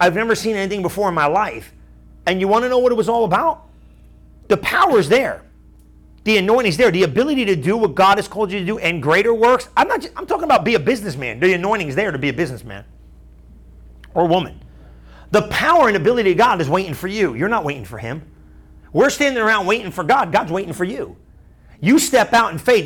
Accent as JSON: {"language": "English", "region": "New Jersey", "country": "United States", "said": "I'm from New Jersey"}